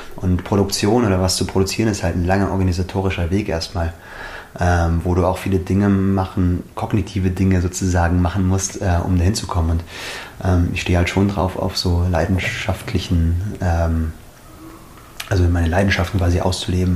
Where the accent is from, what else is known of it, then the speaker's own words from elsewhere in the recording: Schliersee, Bavaria, Germany; Bin im Schliersee aufgewachsen